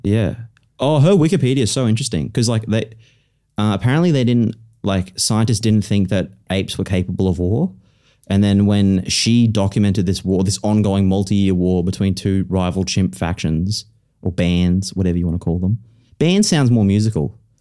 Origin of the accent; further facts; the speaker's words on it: South East Queensland, Australia; I'm like from South East Queensland